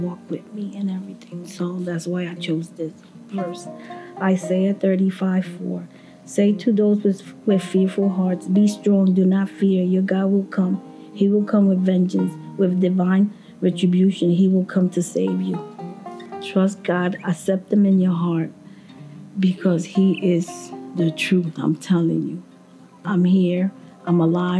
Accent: Puerto Rico; I'm from Puerto Rico

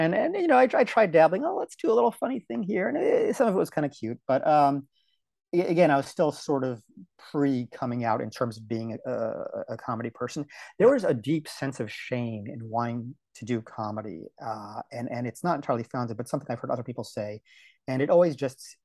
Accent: D.C., Maryland, United States; born or raised there; moved away as an adult; also born or lived in Portland, Oregon

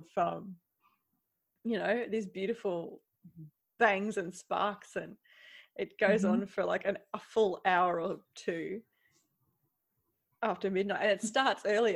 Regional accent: Queensland, Australia; now in Netherlands; I'm from Queensland

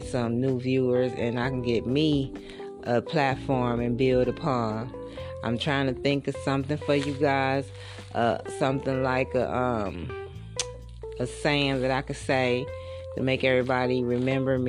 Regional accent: United States; I think us as African American women, foundational black women

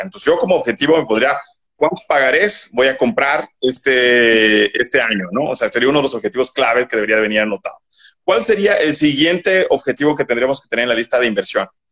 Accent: Bolivia; now in Mexico; de donde yo soy oriundo, porque yo soy boliviano

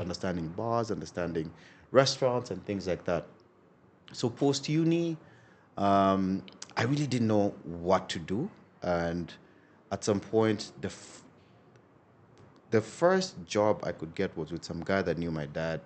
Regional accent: Nairobi, Kenya; that's where I grew up predominantly

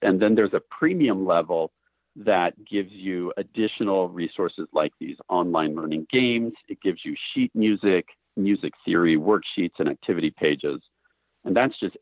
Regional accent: Portland, United States; Portland, which is my hometown

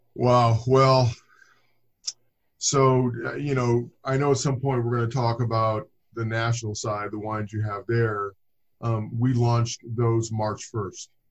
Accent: Inglewood, California, United States; moved away as an adult; now in Livermore, United States; I grew up in Inglewood, California. I've lived in Southern I lived in Southern California for over 40 years.

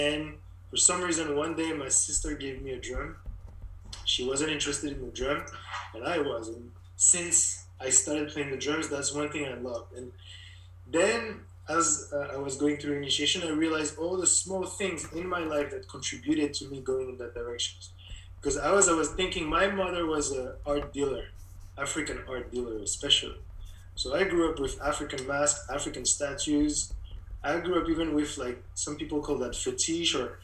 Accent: Paris, Île-de-France, France; also born or lived in Cameroon; now in Montreal, Canada; I grew up in Paris because we went back to France. I was four at the time

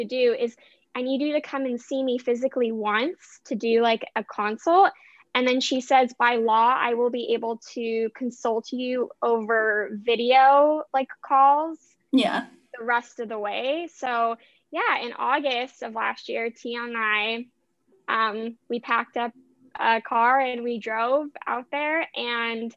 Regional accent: Vancouver, Washington, United States; moved away; where I grew up, where my dad still lives

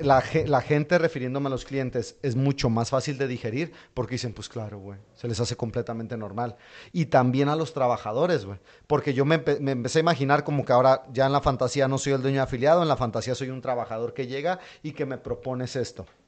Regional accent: Madrid, Community of Madrid, Spain; yo sí soy de Madrid

